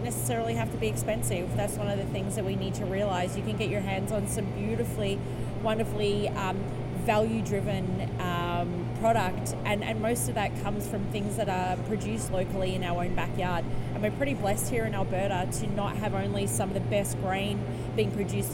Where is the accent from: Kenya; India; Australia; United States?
Australia; moved away; I come from a background, I'm Australian